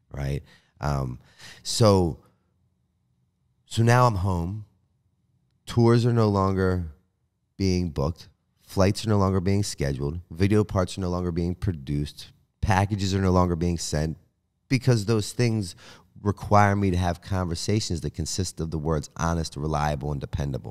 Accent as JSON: {"language": "English", "town": "Baltimore", "region": "Maryland", "country": "United States", "also_born_or_lived": "Pennsylvania", "moved": "as an adult", "said": "I was a guy from Baltimore who was homeless"}